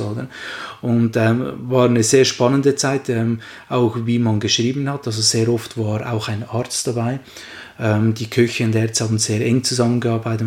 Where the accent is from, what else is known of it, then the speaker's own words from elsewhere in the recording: Switzerland; bei uns in der Schweiz